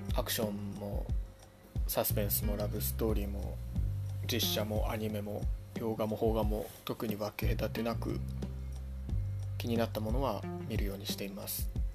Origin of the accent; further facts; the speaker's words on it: Ibaraki, Japan; moved away as an adult; also born or lived in Chiba Prefecture; now in Chiba, Japan; 出身は茨城県です社会人になってから千葉県に来ました